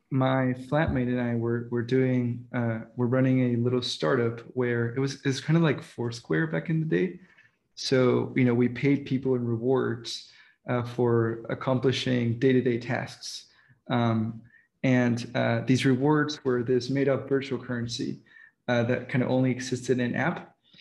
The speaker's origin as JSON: {"language": "English", "country": "Dominican Republic", "tie": "born or raised there", "moved": "yes", "said": "I was raised in the Dominican Republic"}